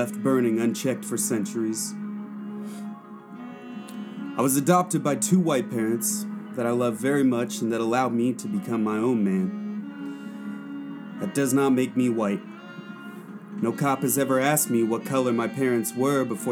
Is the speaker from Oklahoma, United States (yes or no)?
yes; Oklahoma, United States; also born or lived in Suva, Fiji; now in Portland, United States; Growing up in Oklahoma, it's an area where there aren't a lot of brown people.